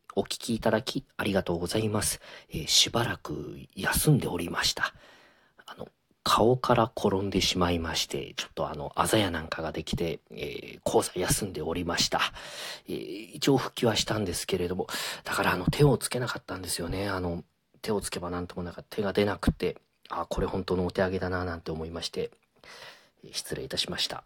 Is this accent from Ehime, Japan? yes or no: yes; Ehime, Japan; 僕昔あの子供の頃こんな歌をあの地元愛媛で歌ってました